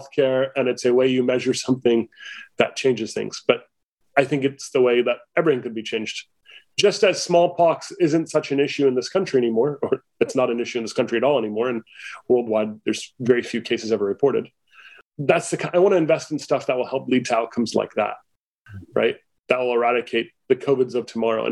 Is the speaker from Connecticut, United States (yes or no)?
no; Mesa, Arizona, United States; I grew up in Mesa, Arizona